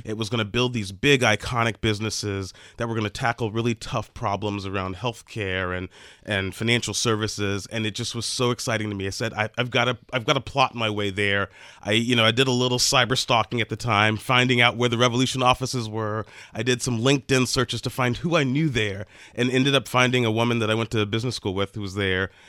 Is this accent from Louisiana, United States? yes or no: yes; near New Orleans, Louisiana, United States; New Orleans, which is near my hometown